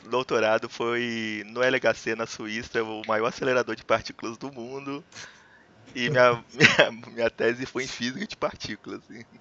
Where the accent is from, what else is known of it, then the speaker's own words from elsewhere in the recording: Varginha, Minas Gerais, Brazil; also born or lived in Brasília; now in Juiz de Fora, Brazil; Eu sou aqui de Juiz de Fora. Eu não nasci aqui, eu sou de Varginha.